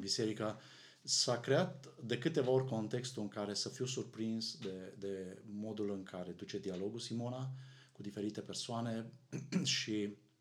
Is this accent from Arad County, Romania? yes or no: yes; Arad, Arad County, Romania; noi suntem din Arad, unde, uh, cum probabil unii din ascultătorii noștri știu, sunt foarte multe biserici